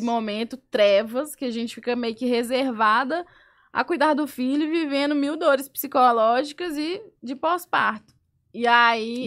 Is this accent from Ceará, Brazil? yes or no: no; Belo Horizonte, Minas Gerais, Brazil; sou de BH, sou chefe de cozinha, tenho dois restaurantes lá